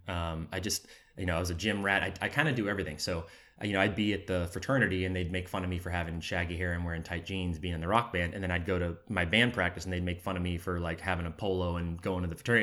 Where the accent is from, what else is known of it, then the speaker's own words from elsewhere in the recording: Jacksonville, Florida, United States; moved away as an adult; now in Los Angeles, United States; I'm from Jacksonville, Florida. Um, I've been in L A about six years now